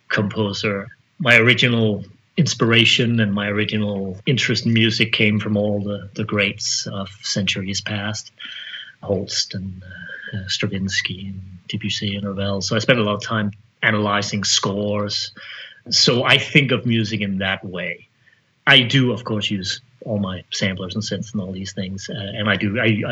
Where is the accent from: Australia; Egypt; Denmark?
Denmark; now in United States; I'm from Denmark, I've never worked in Denmark.